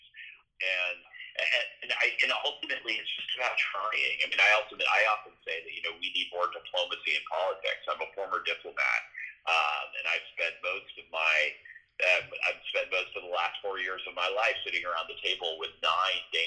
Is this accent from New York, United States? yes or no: no; Massachusetts, United States; my home state